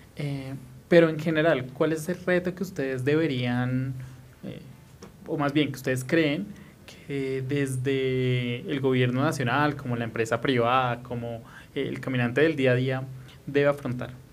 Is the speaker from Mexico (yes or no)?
no; Bogotá, Colombia